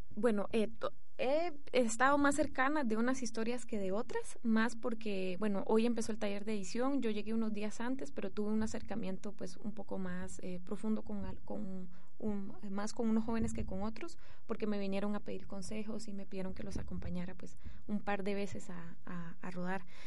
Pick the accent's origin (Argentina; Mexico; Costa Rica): Costa Rica; moved away as an adult; now in Guatemala; soy de padre guatemalteco y de madre francesa, pero crecí en Costa Rica. Y hace cuatro años que vivo en Guatemala